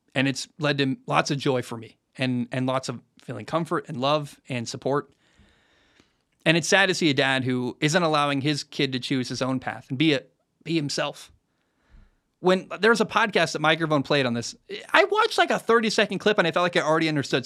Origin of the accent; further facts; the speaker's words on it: Oregon, United States; moved away; My family still lives in the Oregon area